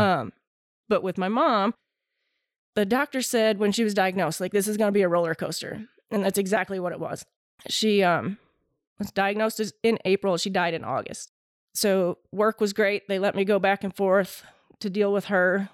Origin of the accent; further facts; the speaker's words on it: Waterford, Michigan, United States; moved away as an adult; now in North Carolina, United States; I grew up in Waterford